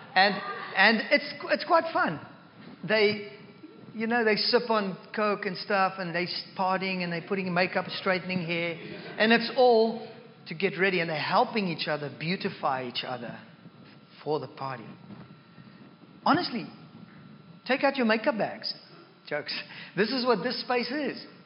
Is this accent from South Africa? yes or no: yes; South Africa; now in Canada; I am more South African than I am Christian